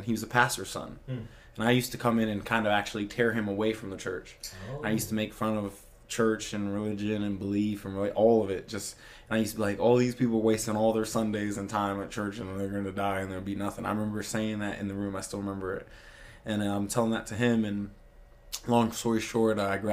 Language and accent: English; Virginia, United States; I grew up in Virginia